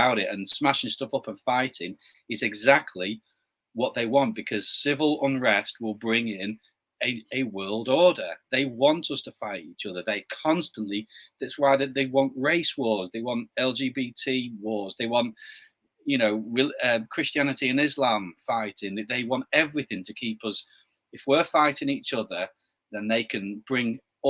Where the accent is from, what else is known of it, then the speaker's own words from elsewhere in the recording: Blackpool, North West England, United Kingdom; in my hometown, I live on the northwest coast, a little town called Blackpool